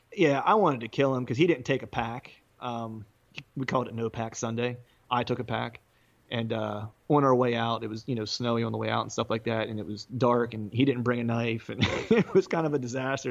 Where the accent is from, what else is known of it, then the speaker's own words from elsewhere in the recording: Bedford, Pennsylvania, United States; now in suburbs of Philadelphia, United States; my hometown Bedford